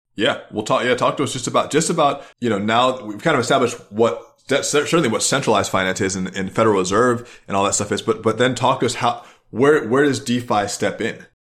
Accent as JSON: {"language": "English", "country": "United States", "said": "I'm an American centralist"}